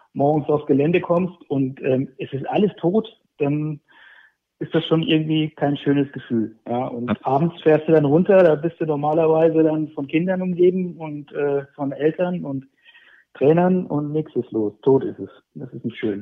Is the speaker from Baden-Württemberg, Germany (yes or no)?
no; near Fulda, Hesse, Germany; moved away as an adult; also born or lived in Saxony; now in Leipzig, Germany; Ich bin, ich bin gebürtiger Hesse. Ich bin in der Nähe von, ähm, von Fulda zur Welt gekommen und aufgewachsen, habe dort 30 Jahre gelebt.